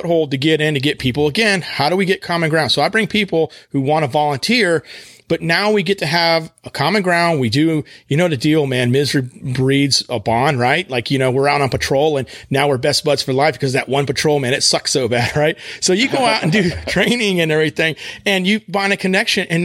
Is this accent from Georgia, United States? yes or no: no; West Texas, United States; moved away; when I was growing up in West Texas